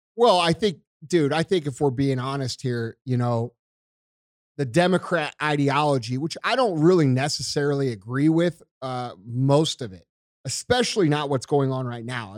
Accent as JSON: {"language": "English", "country": "United States", "said": "I'm an American"}